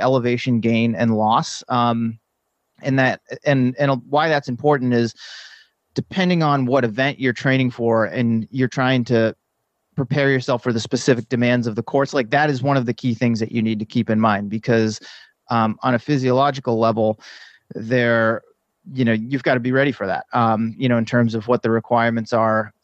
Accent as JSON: {"language": "English", "region": "East Coast", "country": "United States", "tie": "born or raised there", "also_born_or_lived": "San Diego / San Francisco Bay Area", "moved": "yes", "lives_now": "Bay Area, United States", "said": "I grew up on the East Coast"}